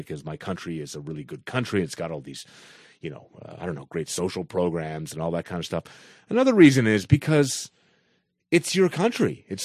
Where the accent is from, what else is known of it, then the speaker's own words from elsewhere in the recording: Canada; Because I should feel some as a as a Canadian.